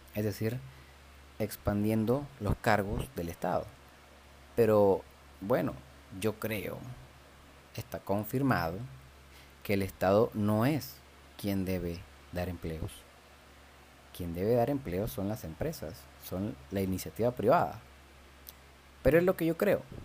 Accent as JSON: {"language": "Spanish", "country": "Venezuela", "moved": "yes", "said": "yo como venezolano"}